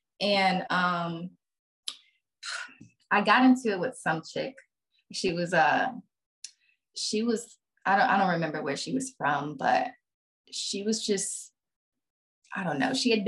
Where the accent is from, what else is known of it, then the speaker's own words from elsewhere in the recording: Texas, United States; this bitch don't know I'm from Texas.